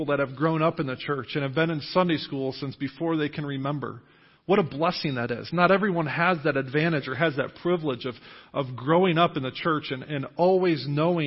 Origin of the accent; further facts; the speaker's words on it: Jamestown, New York, United States; moved away as an adult; also born or lived in Indiana; now in New Knoxville, United States; I am originally from Western New York. I was born and raised there